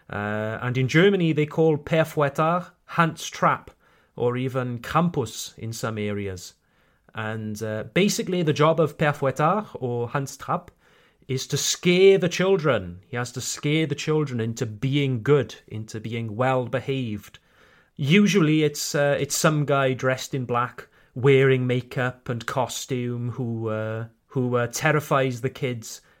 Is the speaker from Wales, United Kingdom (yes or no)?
yes; Wales, United Kingdom; accent: Welsh; I tone down my Welsh accent